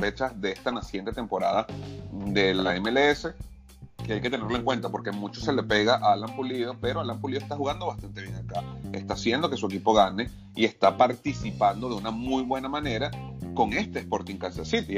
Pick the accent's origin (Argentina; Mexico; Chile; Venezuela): Venezuela; also born or lived in Panama; now in United States; mi caso, como venezolano, también sigo la liga de, Venezuela